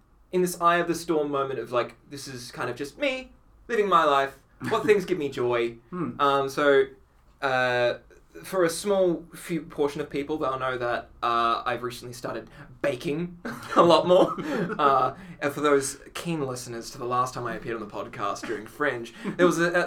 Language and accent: English; Australia; accent: Australian Italian; my Australian Italian accent